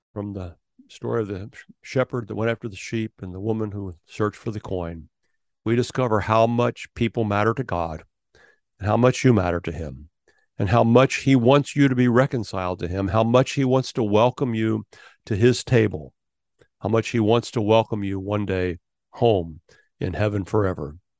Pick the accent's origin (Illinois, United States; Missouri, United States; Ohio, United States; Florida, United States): Ohio, United States; I was born in Ohio